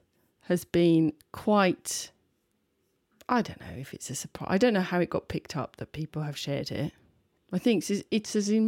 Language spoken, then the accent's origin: English; Birmingham, West Midlands, United Kingdom; born there; Oh, by the way, I was born in Birmingham.